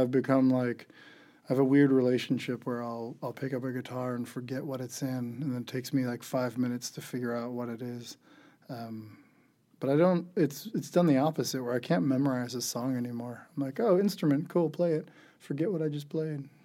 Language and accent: English; Geauga County, Ohio, United States; growing up in rural Ohio, uh, in Geauga County